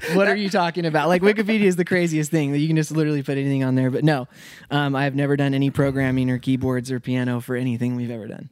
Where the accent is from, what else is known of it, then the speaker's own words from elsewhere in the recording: Spokane, Washington, United States; moved away as an adult; also born or lived in Dallas, Texas; I was, like, raised there